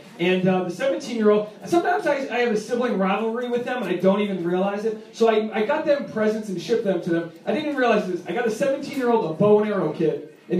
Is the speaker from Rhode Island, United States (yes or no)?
yes; Rhode Island, United States; I'm originally from Rhode Island.